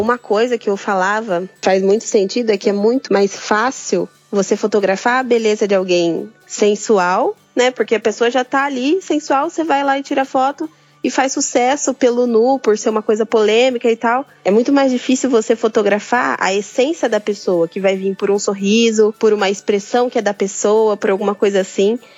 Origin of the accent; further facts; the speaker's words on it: Brazil; sou aqui do Brasil, moro no interior de São Paulo